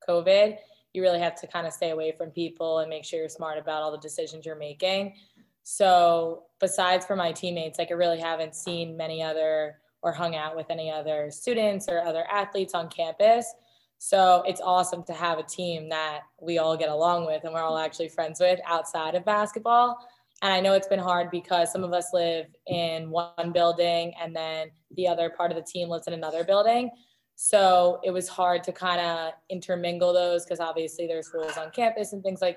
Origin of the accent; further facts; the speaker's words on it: Westchester, New York, United States; I'm also from Westchester